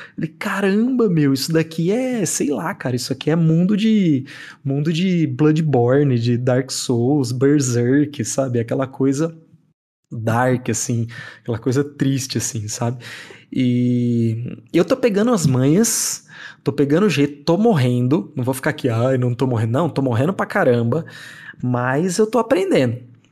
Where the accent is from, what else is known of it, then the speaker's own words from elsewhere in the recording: near the São Paulo border, interior of Mato Grosso do Sul, Brazil; moved away; eu cresci numa cidade do interior do Mato Grosso do Sul, e perto da, da divisa com São Paulo, porque eu nasci em São Paulo